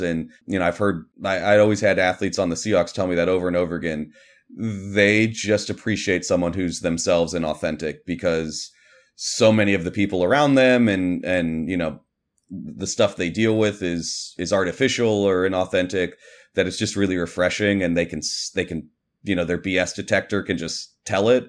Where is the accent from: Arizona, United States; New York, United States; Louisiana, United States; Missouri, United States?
Missouri, United States; Kansas City; I grew up in Kansas City